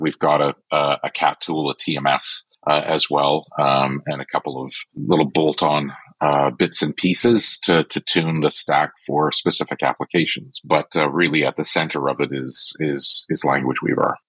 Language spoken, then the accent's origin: English; Canada; I'm am Canadian